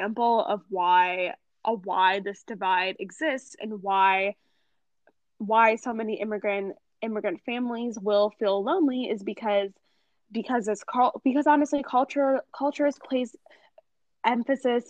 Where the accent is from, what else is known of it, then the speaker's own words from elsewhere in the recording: United States; I was born and raised in America